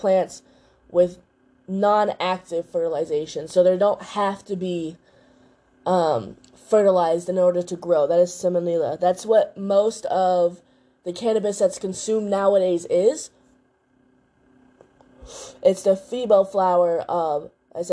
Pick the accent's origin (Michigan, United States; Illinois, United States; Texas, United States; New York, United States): Illinois, United States; Chicago; now in North Carolina, United States; I'm in Chicago currently right now. Y'all know I live in North Carolina, but I love my hometown